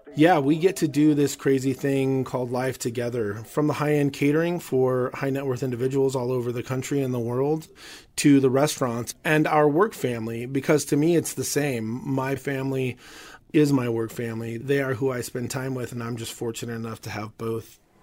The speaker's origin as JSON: {"language": "English", "region": "Southwest", "country": "United States", "tie": "born or raised there", "said": "growing up in the Southwest"}